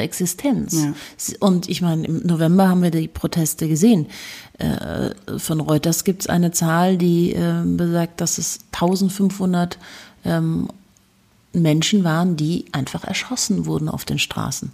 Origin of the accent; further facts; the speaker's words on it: Munich, Bavaria, Germany; ich bin ja in München geboren und aufgewachsen